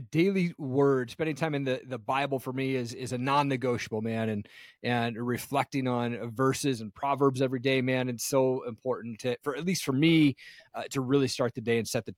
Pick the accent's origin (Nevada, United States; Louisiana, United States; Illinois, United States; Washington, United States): Washington, United States; Tri-Cities; moved away as an adult; also born or lived in Seattle, Washington; now in Idaho, United States; I grew up in Tri-Cities, Washington out there.